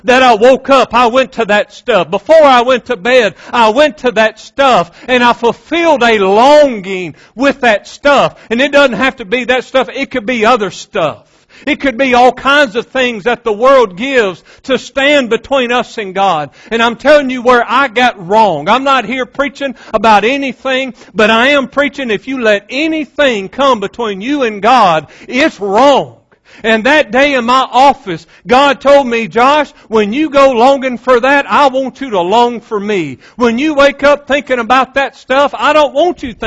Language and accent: English; West Monroe, Louisiana, United States; growing up in West Monroe, Louisiana, like any other 15, 16-year-old boy